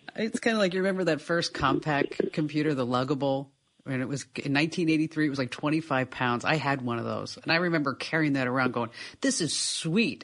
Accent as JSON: {"language": "English", "region": "New Jersey", "country": "United States", "tie": "born or raised there", "moved": "yes", "said": "I was from New Jersey"}